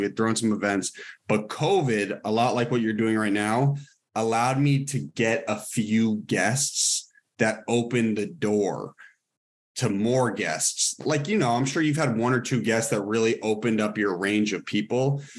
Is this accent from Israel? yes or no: no; Cambridge and Lincoln, Massachusetts, United States; moved away as an adult; also born or lived in Boston; now in Los Angeles, United States; out in LA, I say I'm from Boston, but I actually spent most of my time in Cambridge and Lincoln, Massachusetts.